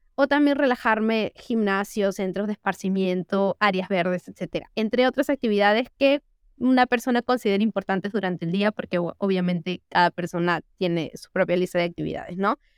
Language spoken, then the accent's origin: Spanish; Lima, Peru; nosotros somos de acá, de Lima, Perú